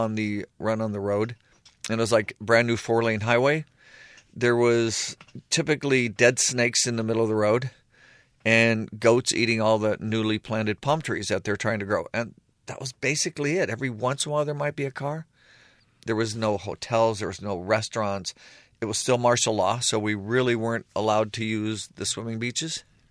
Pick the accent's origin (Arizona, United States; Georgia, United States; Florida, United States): Arizona, United States; now in Taiwan; I'm from Arizona, and I live here, and I might as well take it, you know?